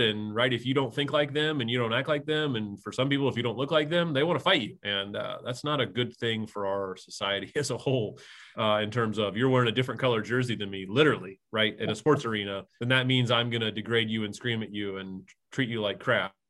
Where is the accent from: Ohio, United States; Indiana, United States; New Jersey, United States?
Indiana, United States; growing up in a small town in Indiana